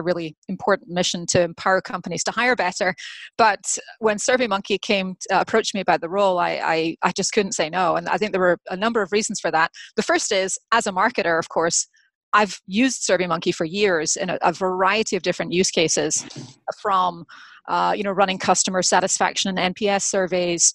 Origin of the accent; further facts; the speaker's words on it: Scotland, United Kingdom; moved away as an adult; now in United States; I grew up in Scotland, actually earned my liberal arts major, so earned my degree in history and English from University of Edinburgh